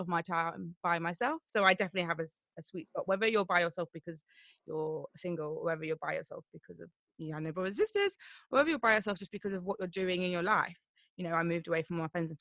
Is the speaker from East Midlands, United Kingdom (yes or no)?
yes; Nottingham, East Midlands, United Kingdom; moved away as an adult; now in London, United Kingdom; I'm originally from Nottingham, so I grew up in Nottingham and I moved to London nearly 10 years ago